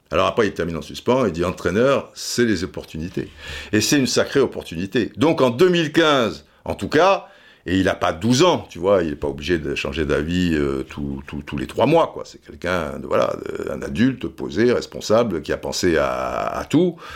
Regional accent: Marseille, Provence-Alpes-Côte d'Azur, France; now in Madrid, Spain; comme vous l'avez dit, je suis Marseillais. Donc, euh, moi, je suis à Madrid pour le moment, je suis bien à Madrid

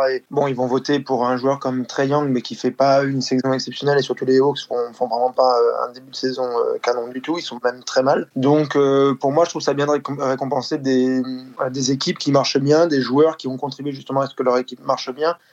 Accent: France; on est français aussi

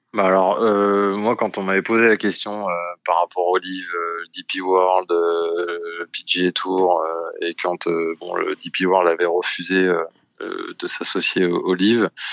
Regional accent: France; nous les Français on bosse beaucoup.

